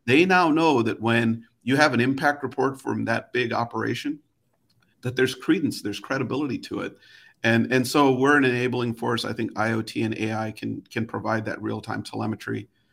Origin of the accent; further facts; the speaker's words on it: Chicago, Illinois, United States; I grew up in Chicago